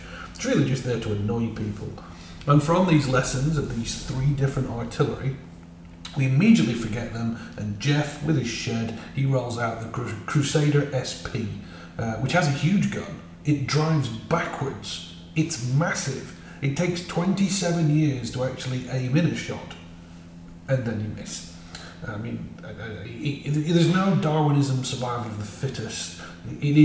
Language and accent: English; United Kingdom; I'm British